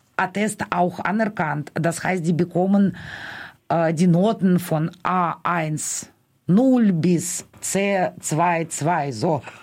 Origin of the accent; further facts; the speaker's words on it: Moscow, Russia; German is a second language; now in Germany; mein Heimat, also mein Stadt, also wo ich ja geboren wurde